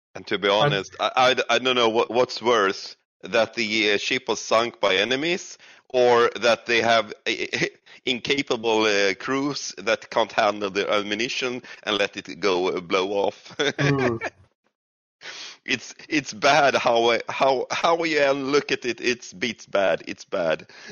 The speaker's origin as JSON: {"language": "English", "country": "Sweden", "said": "I am from Sweden"}